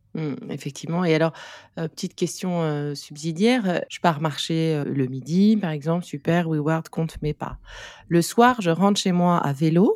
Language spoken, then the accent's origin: French; Nice, Provence-Alpes-Côte d'Azur, France; Je suis niçoise aussi